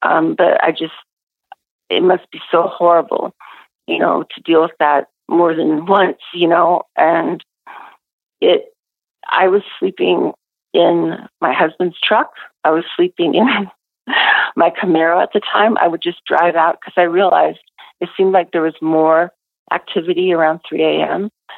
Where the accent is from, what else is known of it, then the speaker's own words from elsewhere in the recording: Pacific Northwest, United States; I grew up in the Northwest, and yeah, we're very familiar over here